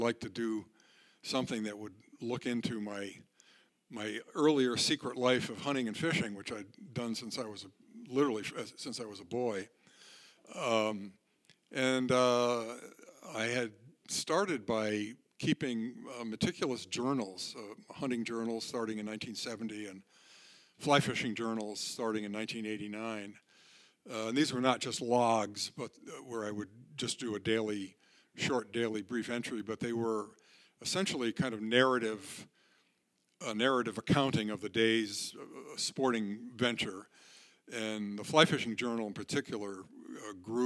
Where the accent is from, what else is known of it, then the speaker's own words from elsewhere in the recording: Connecticut, United States; moved away as an adult; also born or lived in southern Vermont / Athens, Ohio; I was born in Connecticut in 1943, and I grew up there and in southern Vermont